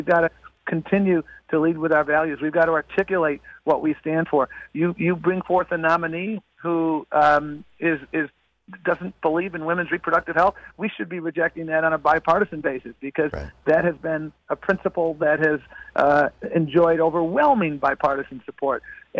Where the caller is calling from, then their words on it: Brownsville, Texas, United States; I'm calling in from Brownsville, Texas